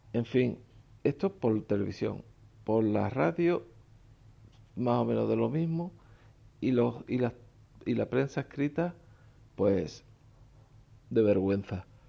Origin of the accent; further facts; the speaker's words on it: Spain; En mi país, España